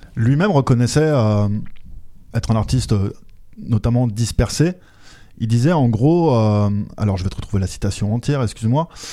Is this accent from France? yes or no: yes; France; also born or lived in Belgium; je suis français